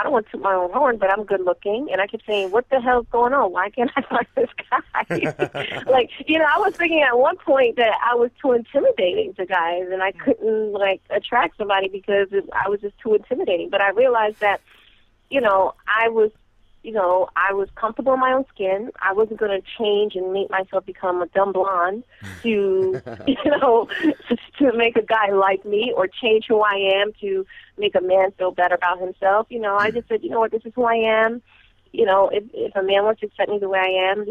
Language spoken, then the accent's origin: English; New York, United States; I am from New York